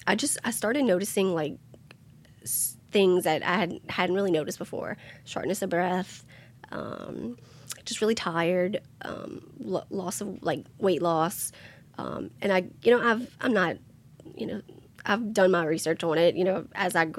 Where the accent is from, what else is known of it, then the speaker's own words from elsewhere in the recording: Thibodaux, Louisiana, United States; also born or lived in Schriever, Louisiana; I was born in Thibodaux.